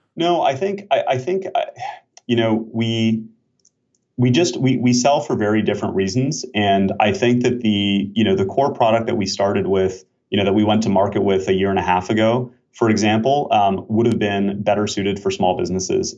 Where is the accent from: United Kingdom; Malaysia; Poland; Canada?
Canada; also born or lived in Switzerland / Israel; now in Bay Area, United States; I'm Canadian originally